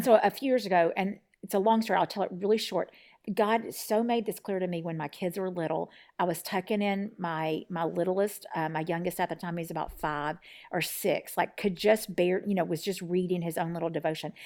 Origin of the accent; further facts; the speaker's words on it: Tennessee, United States; So right now I live in East Tennessee, and I'm from Tennessee.